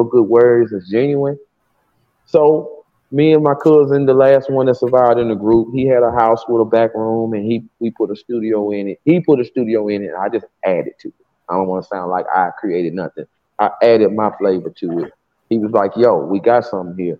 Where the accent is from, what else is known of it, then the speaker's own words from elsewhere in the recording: Decatur, Alabama, United States; from Decatur, Alabama, down south